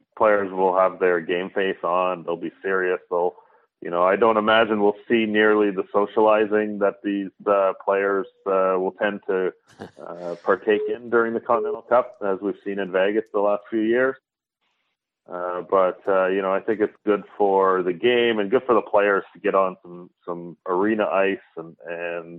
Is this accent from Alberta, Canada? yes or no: no; London, Ontario, Canada; my hometown, London, Ontario